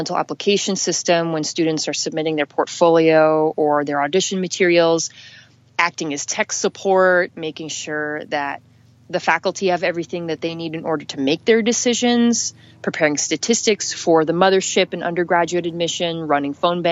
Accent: Los Angeles, California, United States; growing up in Los Angeles

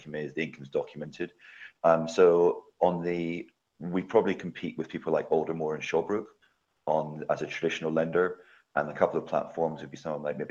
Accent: Scotland, United Kingdom; I'm Scottish, so I should be lending in my home country.

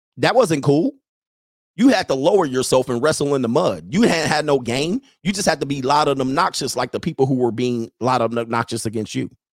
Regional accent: Southern California, United States; moved away as an adult; now in Italy; I grew up in Southern California

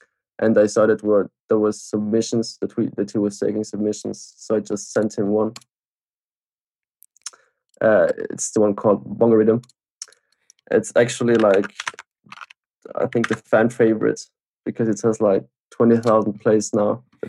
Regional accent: South Tyrol, Trentino-Alto Adige, Italy; first language German; English is a second language; It's in South Tyrol. It's like to the border to Austria. That's why I can, like, my main language is German.

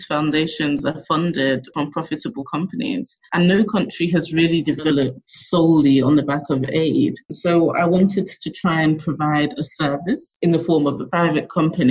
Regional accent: England, United Kingdom; moved away as an adult; now in Lagos, Nigeria; growing up in England and going to university in England

